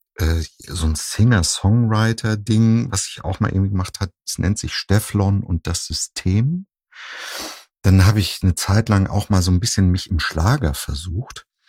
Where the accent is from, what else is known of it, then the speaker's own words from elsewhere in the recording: Husum, Schleswig-Holstein, Germany; now in Cologne, Germany; ich komme ja ursprünglich aus Nordfriesland, aus Husum.